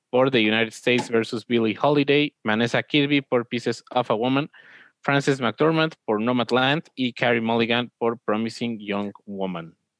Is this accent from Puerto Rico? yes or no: no; Mexico